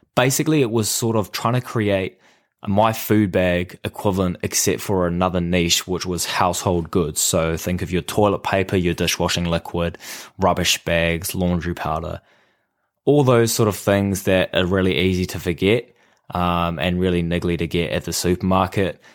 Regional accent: New Zealand; I am from New Zealand

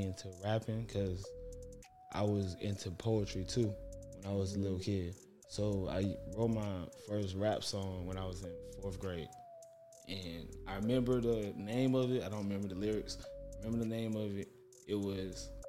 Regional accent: Atlanta, Georgia, United States; also born or lived in Florida; my dad's from Florida, I'm from Atlanta

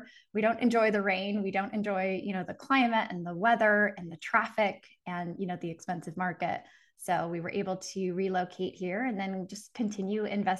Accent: Seattle, Washington, United States; moved away as an adult; now in Phoenix, United States; So I'm originally from Seattle, Washington, the Pacific Northwest. And for about 9 months, I've been in Phoenix, Arizona.

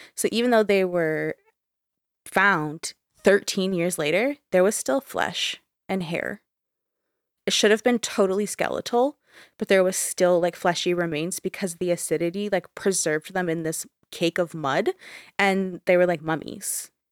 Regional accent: Canada; we're both Canadian

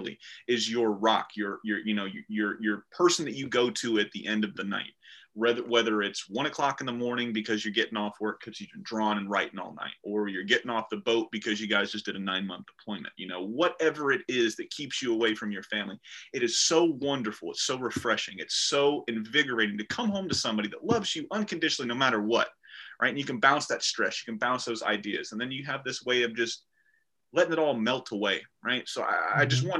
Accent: Florida, United States; I'm from Florida

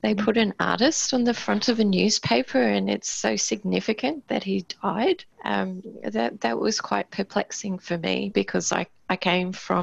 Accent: Queensland, Australia; moved away as an adult; now in Tasmania, Australia; I'm originally from Queensland, from a small country town

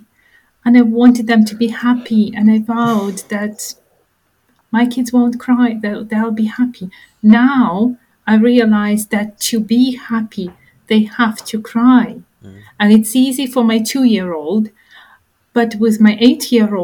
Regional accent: Ukraine; moved away; I grew up in Ukraine

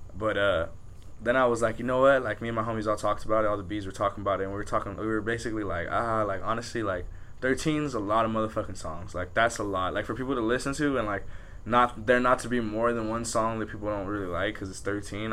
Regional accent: Pico Rivera, California, United States; we're from Pico, like West Covina's far to us

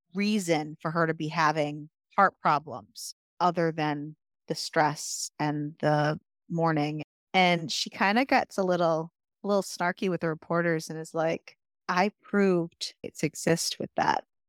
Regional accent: United States; as an American

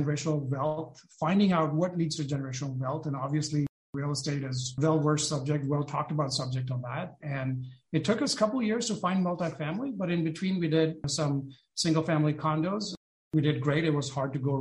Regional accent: India; moved away as an adult; also born or lived in Detroit / San Francisco Bay Area; now in San Francisco, United States; I was born and brought up in India

